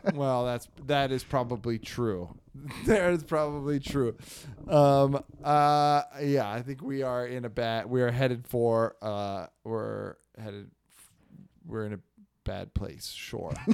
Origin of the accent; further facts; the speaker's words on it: Northern California, United States; the slang we had from NorCal, um, we would say hella